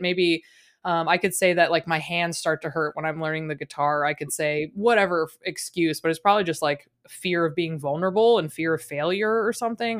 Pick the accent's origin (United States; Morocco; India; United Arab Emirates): United States; Richmond, Virginia; moved away; also born or lived in Midwest; I grew up in Virginia, in, like, Richmond, Virginia